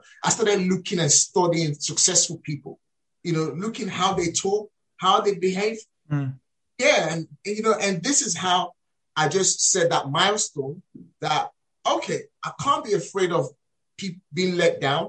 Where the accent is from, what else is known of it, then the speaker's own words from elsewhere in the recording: Nigeria; moved away as an adult; now in United Kingdom; As a Nigerian raised in Nigeria, relocated here to the UK